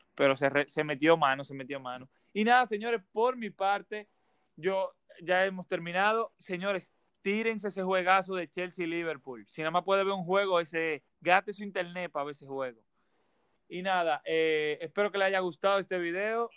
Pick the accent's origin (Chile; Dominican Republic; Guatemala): Dominican Republic; en mi país, en República Dominicana